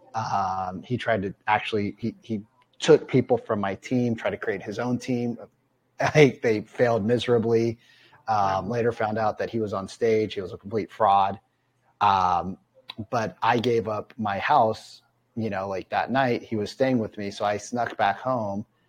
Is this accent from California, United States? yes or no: yes; Central California, United States; moved away as an adult; also born or lived in Seattle; I grew up in Central California and the deserts